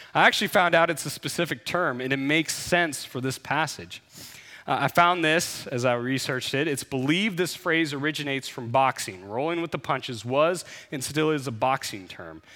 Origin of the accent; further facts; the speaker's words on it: United States; growing up in the United States